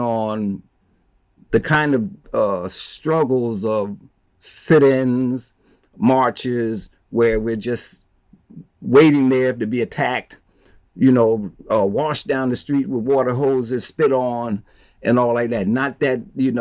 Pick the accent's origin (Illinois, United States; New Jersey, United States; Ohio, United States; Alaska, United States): New Jersey, United States; Plainfield; I'm from Plainfield, New Jersey. Plainfield's a small town